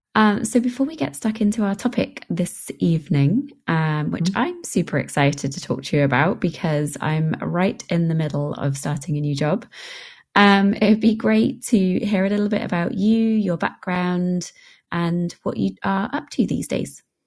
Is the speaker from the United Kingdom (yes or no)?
yes; England, United Kingdom; I being an English person